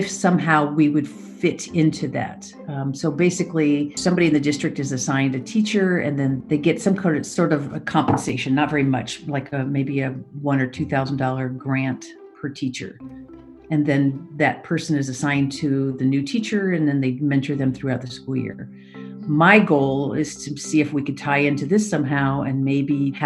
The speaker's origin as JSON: {"language": "English", "region": "Texas", "country": "United States", "also_born_or_lived": "Washington State", "moved": "as an adult", "lives_now": "Washington, United States", "said": "I'm originally from Texas, and went to UT"}